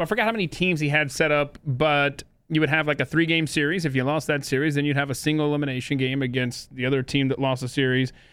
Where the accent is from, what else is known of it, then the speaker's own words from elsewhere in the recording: Atlanta, Georgia, United States; also born or lived in Charleston, South Carolina; now in New Jersey, United States; When I grew up in Atlanta